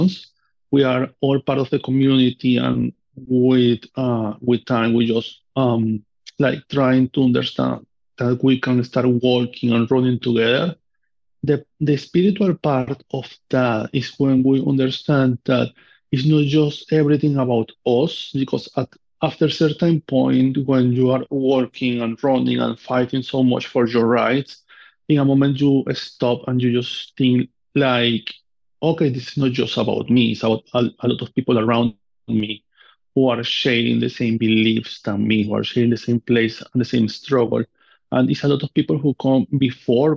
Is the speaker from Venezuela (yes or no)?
yes; Amazonas, Venezuela; English is a second language; moved away as an adult; now in United States; from where I come from Venezuela, from South America